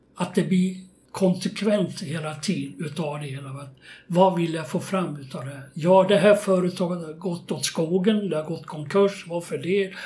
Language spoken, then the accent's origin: Swedish; Köping, Västmanland, Sweden; also born or lived in Västerås; jag gick åtta år i skolan och då bodde vi i Köping. Eh, jag är född i Västerås